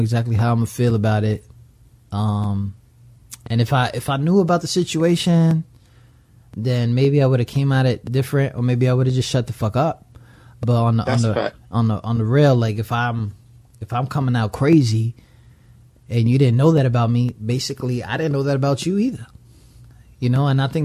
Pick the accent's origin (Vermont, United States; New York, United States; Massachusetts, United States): New York, United States; New York City; moved away; I'm from the Bronx. I came from the projects